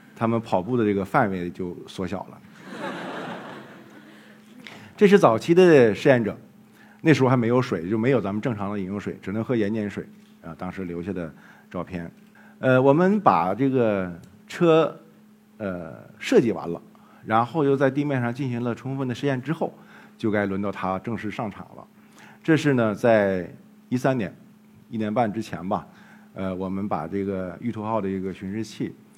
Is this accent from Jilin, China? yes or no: yes; Jilin, China; moved away; 后来我们又到了吉林，也是我的家乡，靖宇，徽南